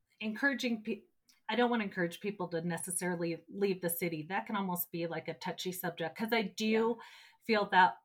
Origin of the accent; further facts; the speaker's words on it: Orange County, Southern California, United States; moved away; I was born and raised in Southern California, down in Orange County